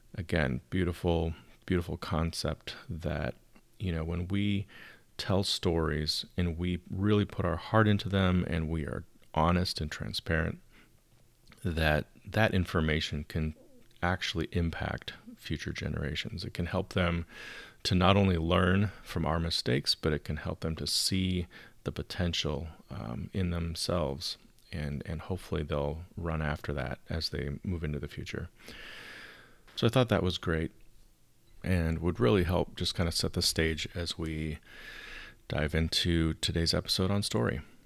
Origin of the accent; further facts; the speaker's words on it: outside of Chicago, Illinois, United States; moved away as an adult; now in Southern California, United States; I grew up outside of Chicago.